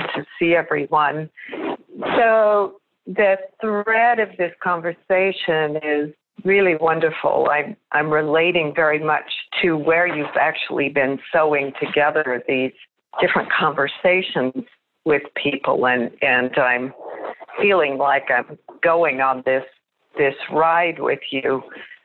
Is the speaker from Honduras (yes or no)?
no; Canada; now in United States; And I live in America. I was born in Canada, and I feel this cultural difference here